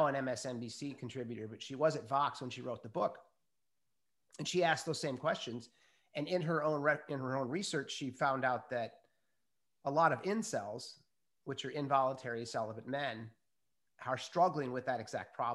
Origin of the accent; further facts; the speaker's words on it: Minnesota, United States; I was brought up in Minnesota